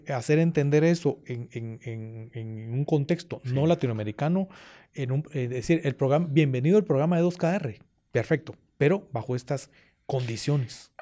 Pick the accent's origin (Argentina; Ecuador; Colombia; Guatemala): Guatemala; Guatemala City, Guatemala Department; yo de pequeño, yo estudié en el Colegio Loyola. ahí Allá en la 12 Avenida, de la zona 1, atrás de la Merced